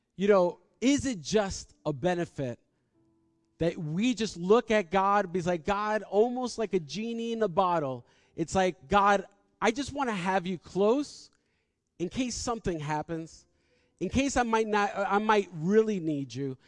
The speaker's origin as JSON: {"language": "English", "country": "United States", "said": "we're from New York and New Jersey"}